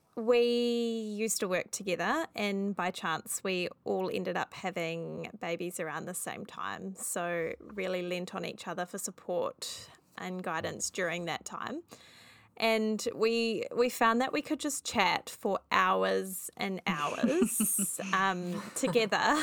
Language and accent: English; New Zealand; we are three Kiwi mums